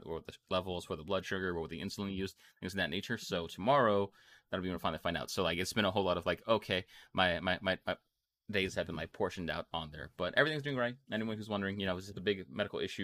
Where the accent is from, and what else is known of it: United States